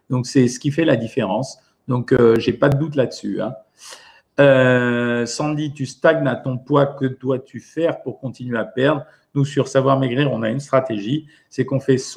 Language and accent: French; Normandy, France; En tant que bonne normande, c'est la galette à la pomme.